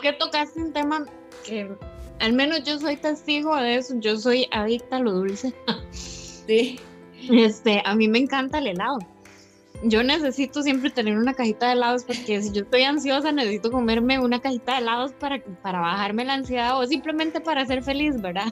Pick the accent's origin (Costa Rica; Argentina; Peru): Costa Rica; yo soy vecina, digamos, yo soy de ahí de José María